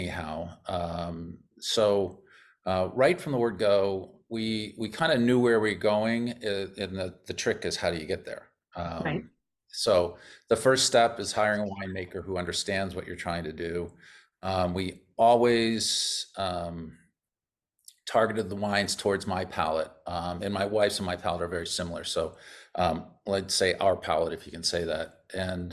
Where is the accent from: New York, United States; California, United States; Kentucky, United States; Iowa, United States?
New York, United States; moved away as an adult; also born or lived in Corning, New York; now in Paso Robles, United States; I'm from New York.